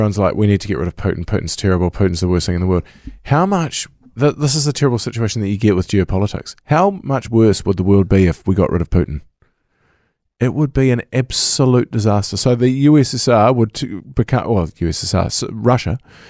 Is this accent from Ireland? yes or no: no; New Zealand; as a New Zealander, because we're one of 5 million